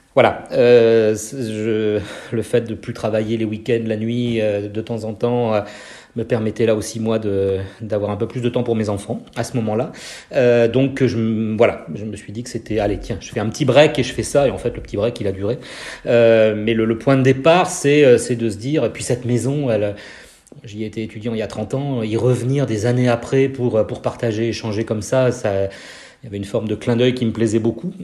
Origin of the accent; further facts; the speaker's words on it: Brest, Brittany, France; moved away as an adult; now in Lille, France; je suis breton, je suis brestois